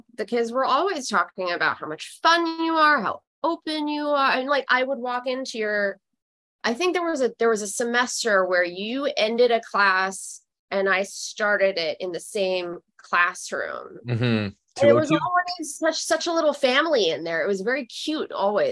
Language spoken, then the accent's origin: English; Rome, Lazio, Italy; moved away as an adult; now in Brooklyn, United States; I was in Rome from 0 to 18. So I was there for 18 years.